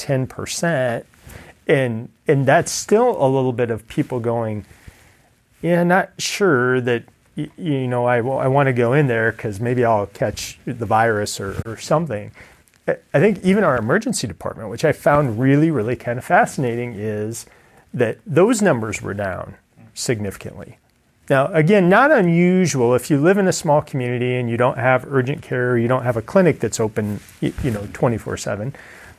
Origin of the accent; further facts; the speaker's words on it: Ida Grove, Iowa, United States; I'm from Ida Grove, so Ida Grove is my hometown.